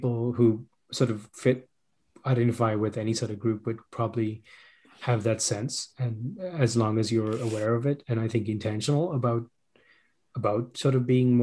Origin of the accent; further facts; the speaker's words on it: Sri Lanka; first language Sinhala; English is a second language; now in Canada; I grew up in Sri Lanka, but then I left, and now, I mean, I still speak our native language, for example, Sinhalese it's called, but I have a weird accent now